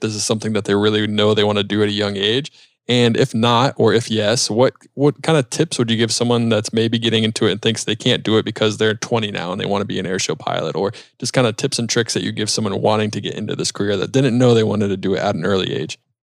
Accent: Charlotte, North Carolina, United States; I grew up in South Charlotte, flew out of Monroe Airport

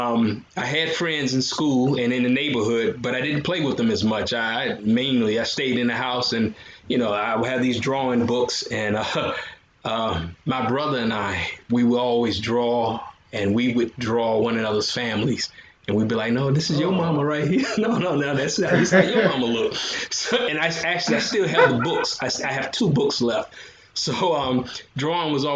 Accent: Virginia, United States; also born or lived in South Florida / Tampa area, Florida; now in Tampa, United States; I'm originally, I was born in Virginia, grew up there

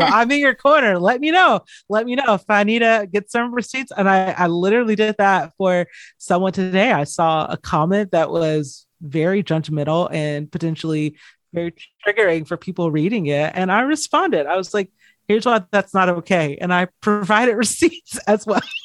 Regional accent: just outside of Atlanta, Georgia, United States; I grew up in just outside of Atlanta, Georgia

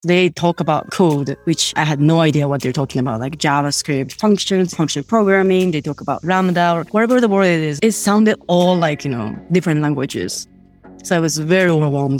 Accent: Japan; first language Japanese; English is a second language; moved away as an adult; also born or lived in Sweden; I grew up in Japan. I actually grew up in, like, very, very small town.

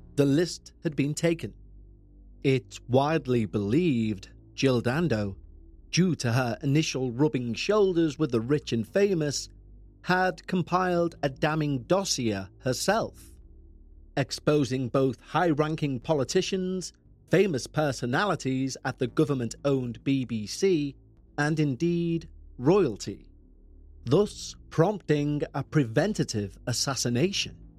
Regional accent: Liverpool, North West England, United Kingdom; I'm from Liverpool in England

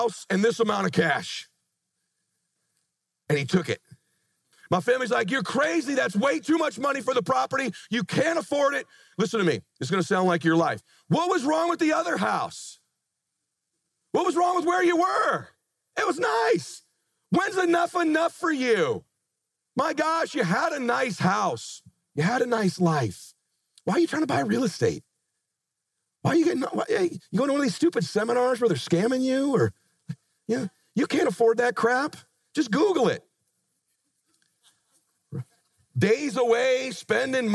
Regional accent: Pomona, California, United States; moved away as an adult; now in Laguna Beach, United States; I met my wife, we grew up in Pomona

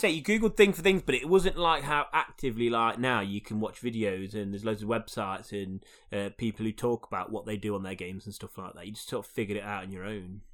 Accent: United Kingdom; as a British person

